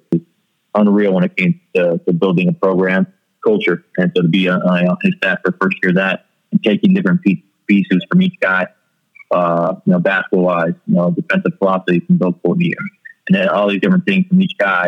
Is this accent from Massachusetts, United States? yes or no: no; Ann Arbor, Michigan, United States; moved away as an adult; also born or lived in Ithaca, New York; now in Colorado Springs, United States; I'm from Ann Arbor, Michigan, originally